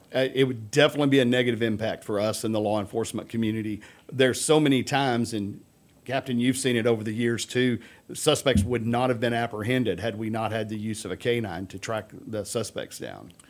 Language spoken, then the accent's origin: English; Humble, Texas, United States; I grew up in Humble.